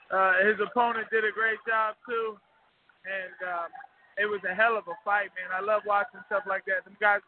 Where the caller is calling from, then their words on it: St. Petersburg, Florida, United States; Oh, man, I'm in St. Pete, Florida at the Coliseum watching my boy Miguel Cruz do work.